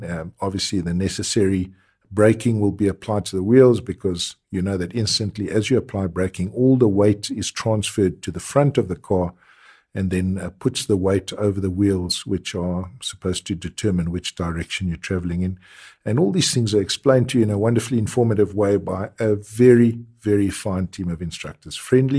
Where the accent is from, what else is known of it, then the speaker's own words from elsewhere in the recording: South Africa; very important features to keep you as a South African motorist alive, especially bearing in mind that we probably have the worst drivers in the world